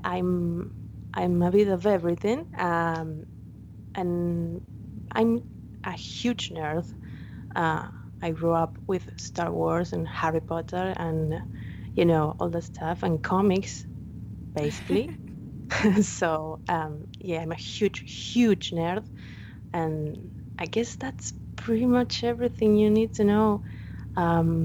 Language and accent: English; Argentina; I'm from Argentina